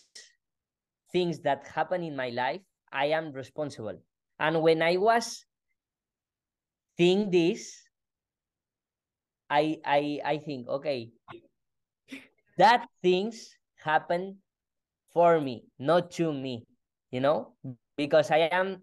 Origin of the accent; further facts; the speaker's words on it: Spain; English is a second language; my English is not perfect because I am from Spain